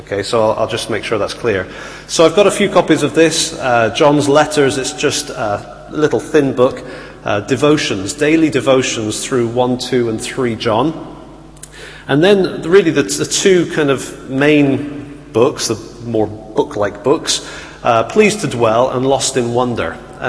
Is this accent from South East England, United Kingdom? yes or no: no; Bristol, South West England, United Kingdom; accent: Bristolian; also born or lived in Italy; And so I grew up in Bristol and had a very strong Bristolian accent, which you do not want to hear.